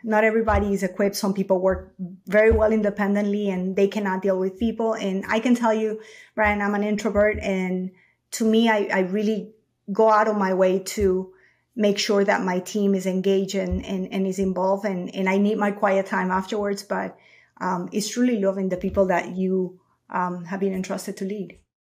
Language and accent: English; Ecuador; moved away as an adult; now in United States; I'm born and raised in Ecuador